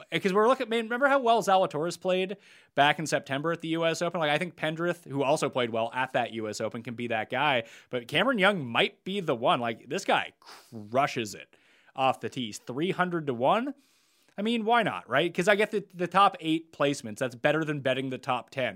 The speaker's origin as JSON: {"language": "English", "country": "Canada", "said": "we're Canadian."}